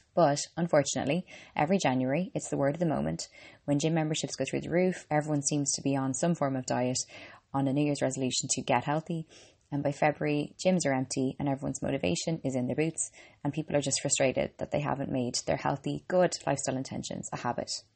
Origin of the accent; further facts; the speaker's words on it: Ireland; I'm an Irish girl and a qualified medical doctor.